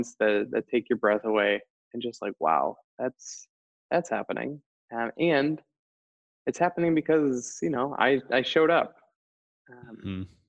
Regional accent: Wisconsin, United States; now in Boulder, United States; I am from Wisconsin. I live in Boulder.

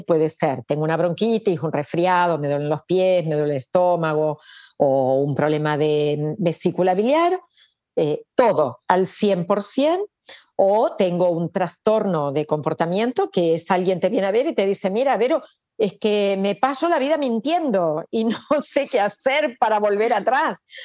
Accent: Argentina; moved away as an adult; now in Barcelona, Spain; yo nací en Argentina, viví allá, vine aquí

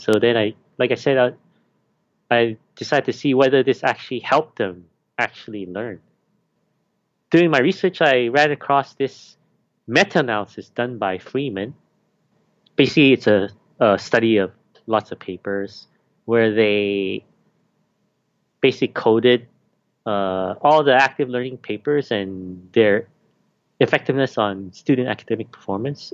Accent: Canada; moved away as an adult; also born or lived in Malaysia; now in Hong Kong; I was born in Malaysia, then I grew up in Canada since I was seven

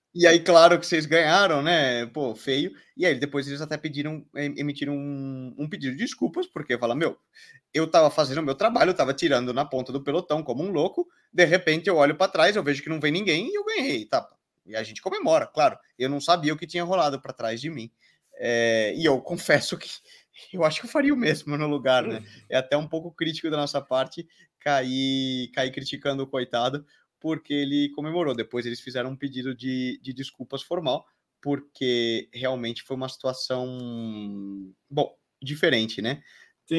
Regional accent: Brazil; also born or lived in Burgos, Spain; nós, como brasileiros

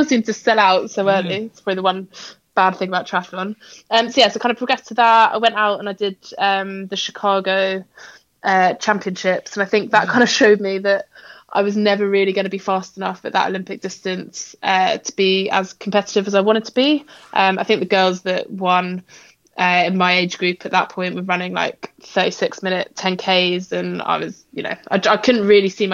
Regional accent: Essex, East of England, United Kingdom; also born or lived in Exeter; now in London, United Kingdom; So I'm currently living in London. I grew up in Essex, which is quite close to London

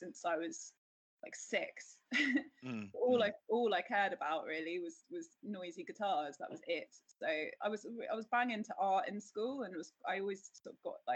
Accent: Trowbridge, South West England, United Kingdom; now in London, United Kingdom; I was born in the West Country in a little village called, well, it's not a village, it's a little town called Trowbridge

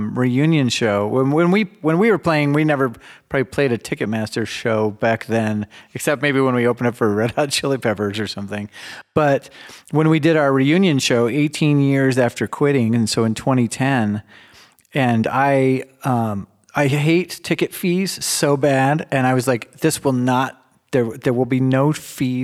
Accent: Denver, Colorado, United States; growing up in Denver

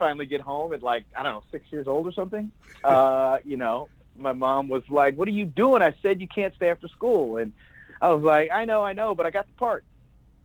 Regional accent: Plano, Texas, United States; now in Los Angeles, United States; I grew up in a town called Plano, Texas, just outside of Dallas

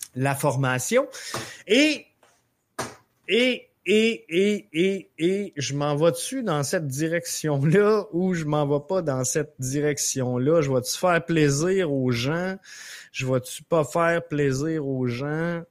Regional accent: Montreal, Quebec, Canada; chez nous, à Montréal.

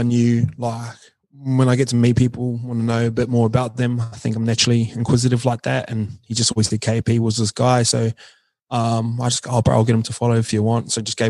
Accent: New Zealand; I'm from New Zealand, so I kind of gravitate towards that.

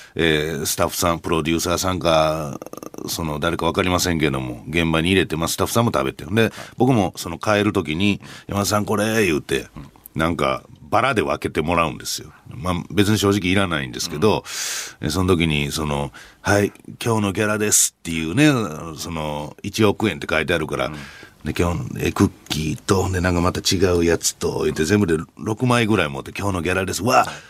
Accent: Hyogo, Japan; accent: Kansai; moved away; 私一応兵庫県出身の関西人なもんですから、イントネーション問題みたいなのがあるわけですよ

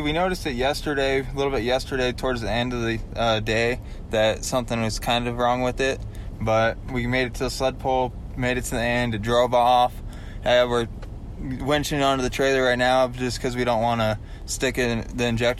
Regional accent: Idaho, United States; I'm in Idaho.

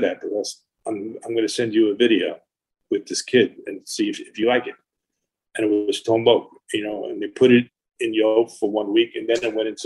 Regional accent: Long Island, New York, United States; I grew up in Long Island

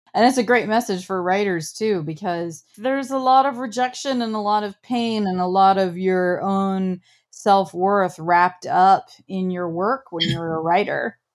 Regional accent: Midwest, United States; I grew up in the Midwest on a farm

